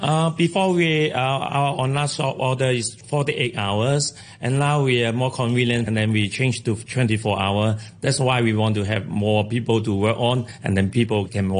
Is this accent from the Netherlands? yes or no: no; Hong Kong; born and raised in Hong Kong